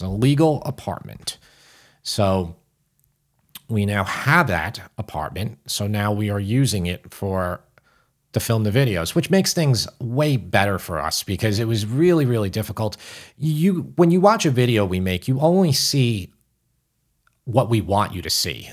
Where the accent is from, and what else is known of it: New York City, New York, United States; accent: New York